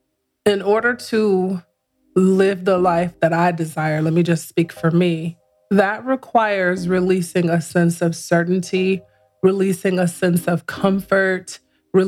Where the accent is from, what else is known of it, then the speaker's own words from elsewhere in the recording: Chicago, Illinois, United States; now in Atlanta, United States; I'm from Chicago